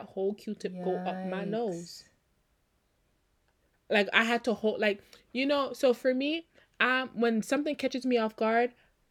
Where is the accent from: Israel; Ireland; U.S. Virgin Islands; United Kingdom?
U.S. Virgin Islands; Y'all, listen, growing up in the Virgin Islands, baby powder was a thing.